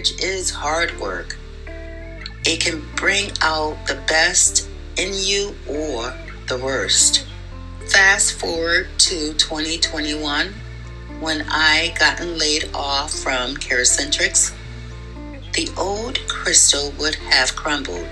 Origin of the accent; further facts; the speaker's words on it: Hartford, Connecticut, United States; Born and raised in Hartford, Connecticut, raised by my mom, Marcia Hippolyte